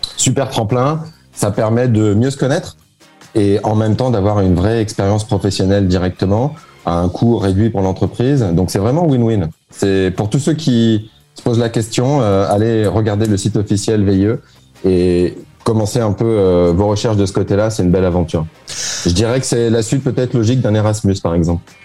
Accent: France; moved away as an adult; now in Dubai, United Arab Emirates; je suis né en France. Euh, euh, je suis d'origine française.

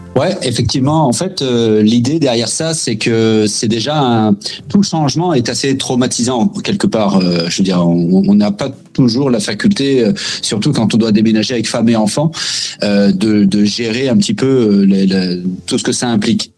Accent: France; moved away as an adult; now in Quebec, Canada; je me suis inscrit vraiment pour construire ma vie au Québec euh, en tant que Français

